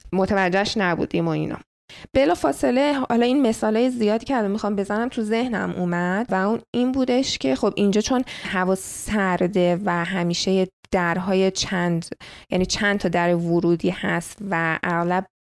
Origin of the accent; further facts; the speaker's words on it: Iran; moved away; من ایرانی هستم